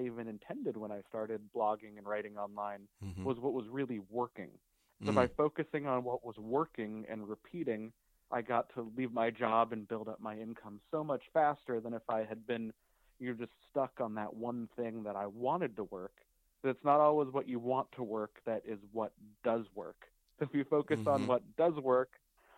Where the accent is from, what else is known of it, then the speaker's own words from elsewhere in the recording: Denver, Colorado, United States; now in Ventura, United States; I grew up in Denver